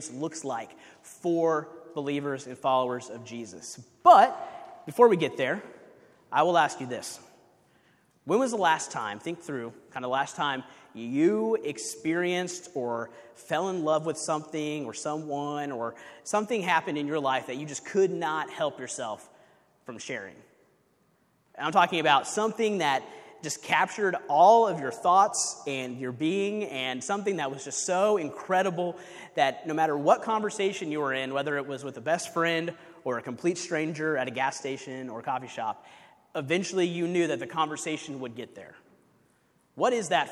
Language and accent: English; Kansas City, United States; moved away as an adult; We're originally from Kansas City, where I was on staff at a church in Kansas City